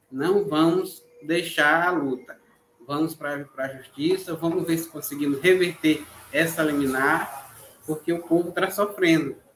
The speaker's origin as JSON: {"language": "Portuguese", "country": "Brazil", "said": "Eu sou do Quilombo Santa Helena, território Mongibelo."}